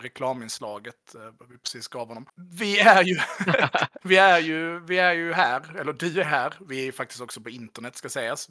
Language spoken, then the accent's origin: Swedish; Skåne, Sweden; jag skulle säga som skåning